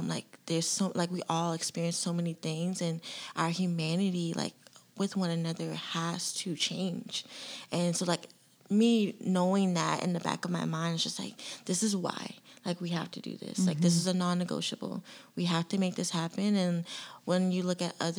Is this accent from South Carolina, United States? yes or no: yes; Charleston, South Carolina, United States; me being here and born and raised in Charleston